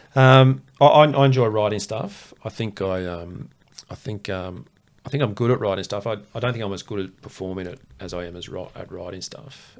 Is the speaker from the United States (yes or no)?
no; Queensland, Australia; I grew up in Queensland